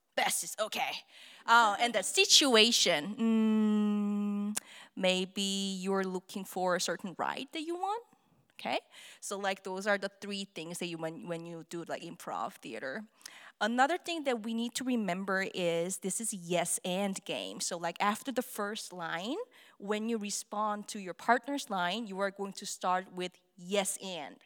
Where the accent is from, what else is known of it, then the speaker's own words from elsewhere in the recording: South Korea; English is a second language; moved away as an adult; now in Arizona, United States; I'm from Korea.